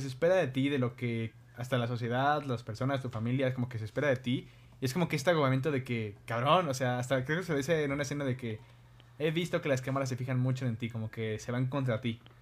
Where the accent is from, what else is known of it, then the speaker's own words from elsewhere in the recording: Mexico; esto pasa en mi país